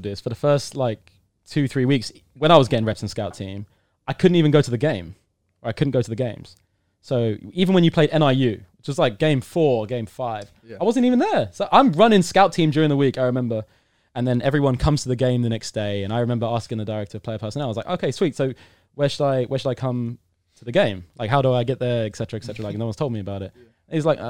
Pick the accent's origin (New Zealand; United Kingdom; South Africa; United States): United Kingdom; Now, I'm British. British fans are pretty rowdy when it comes to sport.